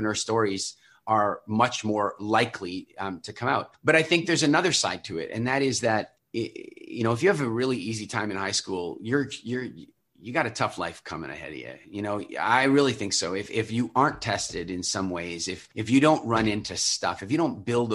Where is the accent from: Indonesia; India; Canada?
Canada; Halifax, Nova Scotia; moved away; I moved back to my hometown, Halifax